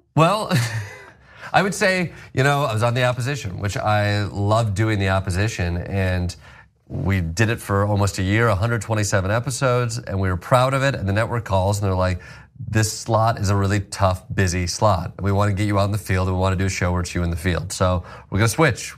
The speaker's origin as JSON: {"language": "English", "town": "Kalamazoo", "region": "Michigan", "country": "United States", "tie": "born or raised there", "also_born_or_lived": "Chicago / New York", "moved": "as an adult", "said": "I grew up in uh, yeah Kalamazoo, Michigan, born and raised"}